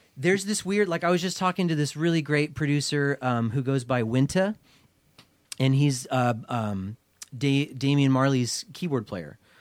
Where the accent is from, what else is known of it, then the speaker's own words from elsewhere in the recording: Portland, Oregon, United States; straight edge scene that I grew up in here in Portland